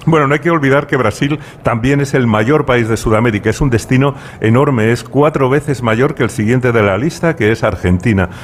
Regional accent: Spain; los españoles tenemos fama de vividores

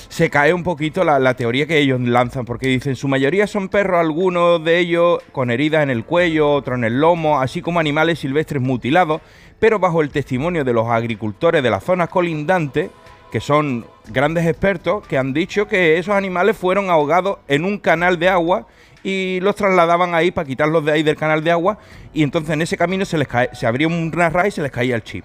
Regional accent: San Fernando, Andalusia, Spain; es mi tierra

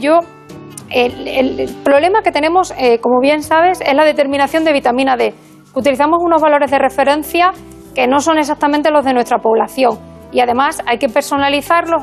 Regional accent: Burgos, Castile and León, Spain; also born or lived in Extremadura / Badajoz; now in A Coruña, Spain; yo soy extremeña. Aunque no lo parezca, me crié en Burgos. Eh, pero soy extremeña de, nacimiento.

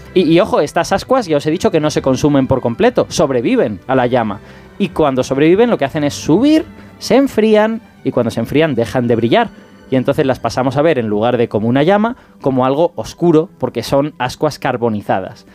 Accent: Castellón de la Plana, Valencian Community, Spain; yo soy castellonense de, nacimiento

